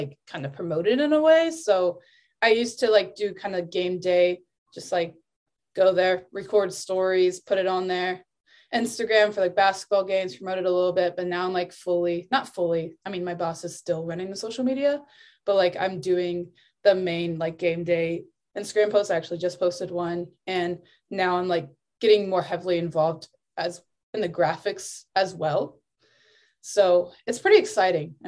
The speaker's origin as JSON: {"language": "English", "town": "Spencerville", "region": "Ohio", "country": "United States", "tie": "born or raised there", "said": "coming from a small town, and like, so my original town, Spencerville, like, that's 3 hours away from Cleveland"}